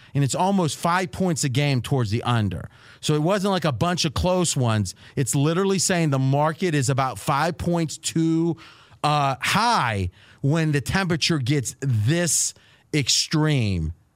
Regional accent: Dayton, Ohio, United States; now in Las Vegas, United States; Growing up in Dayton

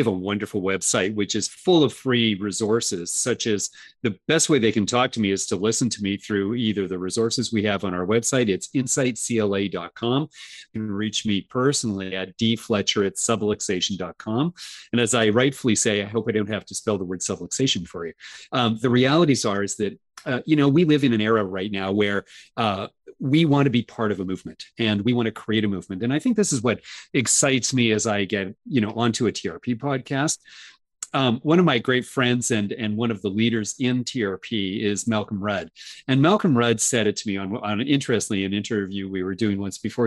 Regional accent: Canada; I'm Canadian

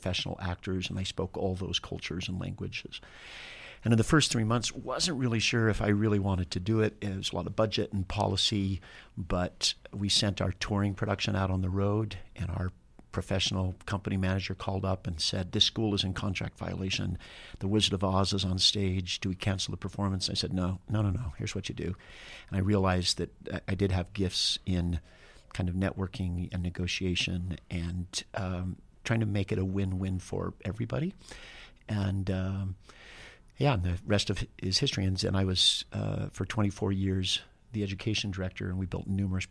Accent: Wasatch Front, Utah, United States; also born or lived in Richfield, Utah; I was raised on the Wasatch Front, and then my dad took a job in Richfield, Utah. It was my senior year of high school

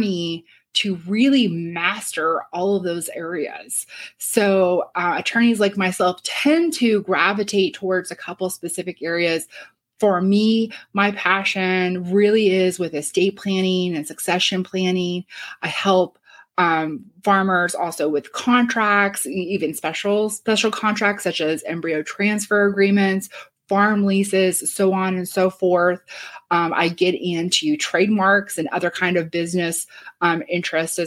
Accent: Shelbyville, Illinois, United States; also born or lived in New York, United States; now in Champaign, United States; in Shelbyville, my hometown

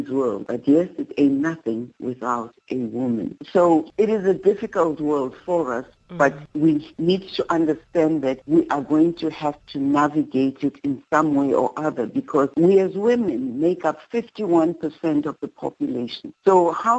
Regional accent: South Africa; now in Atlanta, United States; my body is in America, but my heart is in South Africa.

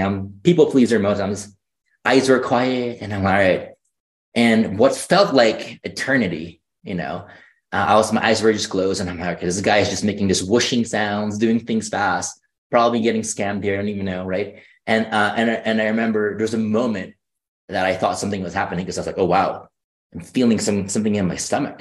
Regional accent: Philippines; moved away; I grew up in the Philippines

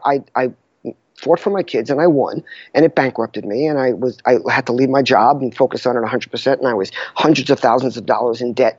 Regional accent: New York, United States; I'm a classic type A New Yorker

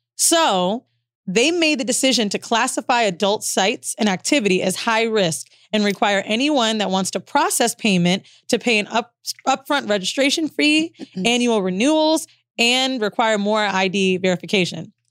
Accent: Florida, United States; moved away; also born or lived in New York / Los Angeles; We're both from Florida

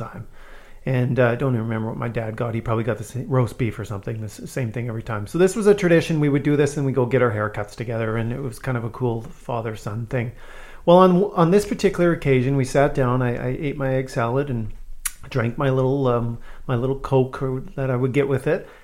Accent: Saskatchewan, Canada; I grew up in Saskatchewan

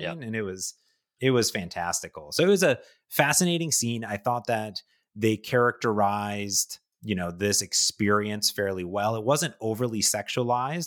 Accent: Ohio, United States; I grew up in Ohio

